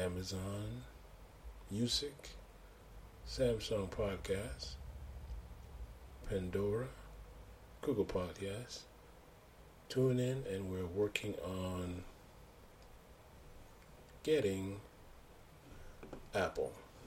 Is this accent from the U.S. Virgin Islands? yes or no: yes; U.S. Virgin Islands; And as you know, I'm from the Virgin Islands